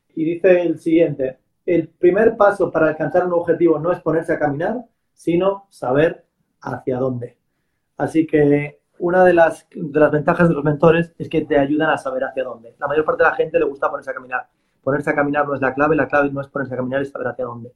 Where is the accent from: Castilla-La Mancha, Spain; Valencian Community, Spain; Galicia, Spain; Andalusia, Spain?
Galicia, Spain; que no soy vasco, soy gallego